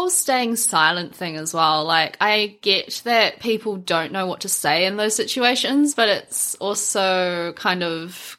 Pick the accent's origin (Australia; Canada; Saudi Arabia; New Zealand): New Zealand; born or raised there